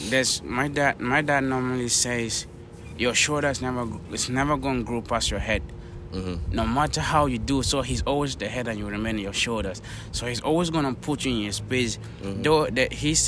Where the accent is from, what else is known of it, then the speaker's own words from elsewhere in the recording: Cameroon; moved away; I'm originally from West Africa in Cameroon